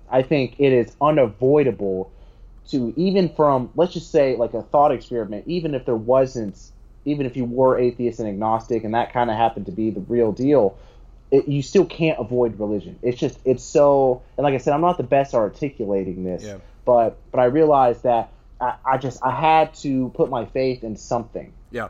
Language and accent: English; United States; as an American